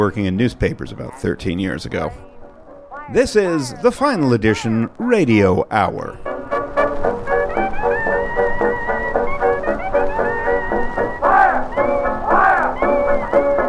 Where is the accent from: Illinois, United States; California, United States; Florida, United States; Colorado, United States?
California, United States; moved away; My home state